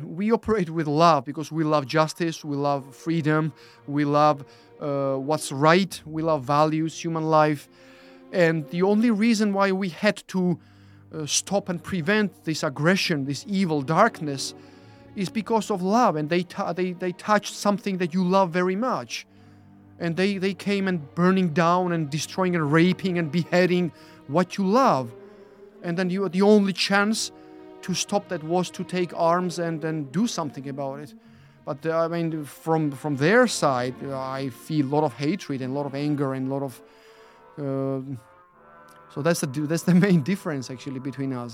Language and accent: English; Georgia; moved away as an adult; now in United Kingdom; being born and then growing up in Georgia